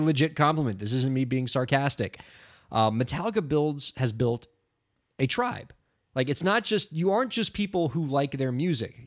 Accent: Miami, Florida, United States; growing up in Miami

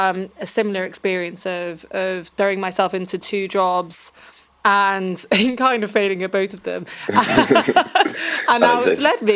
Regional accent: Reading, South East England, United Kingdom; I'm from Reading, which is an very meh place to be.

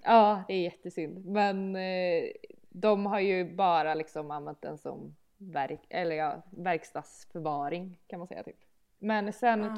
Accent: Malbacken, Värmland, Sweden; also born or lived in Sunne; now in Malbacken, Sweden; jag skulle aldrig bo i Malbacken eftersom jag kommer ifrån Malbacken

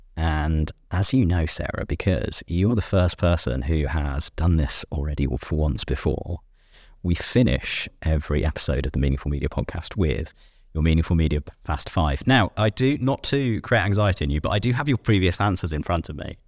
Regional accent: United Kingdom; I'm a Brit.

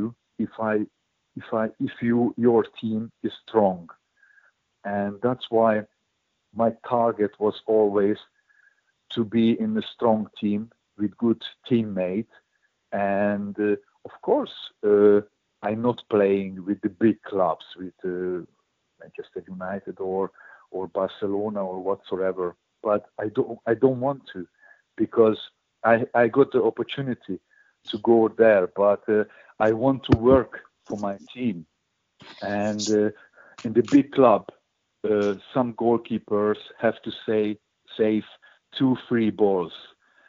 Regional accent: Hungary; born or raised there; English is a second language

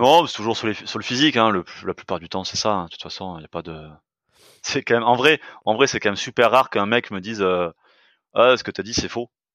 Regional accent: France; on est français

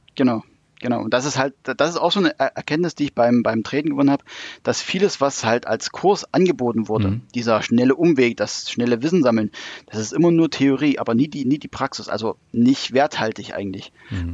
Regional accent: Thuringia, Germany; moved away; also born or lived in Hanover; es hat mich dann doch wieder nach Thüringen zurückgezogen

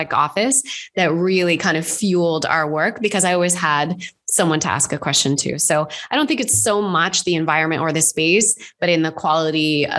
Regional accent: United States; Again, I know I'm very American. So we have a much higher tolerance for just letting stuff kind of find its place before trying to control it too much. It's very cowboy culture, I know.

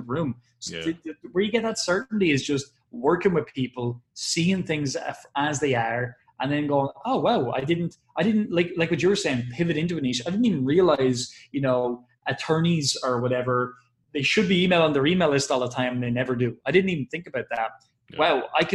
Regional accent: Ireland; I'm an Irish person

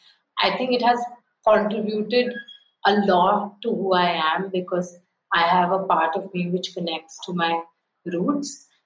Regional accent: India; Growing up in a small town is, of course, one thing. And growing up in a small town being a girl is another thing altogether.

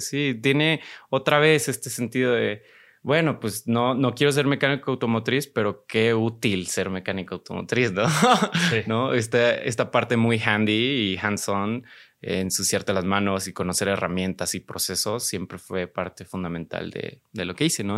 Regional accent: Guadalajara, Jalisco, Mexico; now in Mexico City, Mexico; soy de Guadalajara, ya tengo, digo, ahorita estamos en Ciudad de México, ya tengo un rato acá en Ciudad de México.

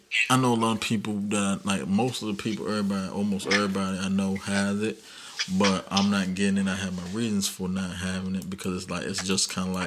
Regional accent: United States; we're American. We're in America

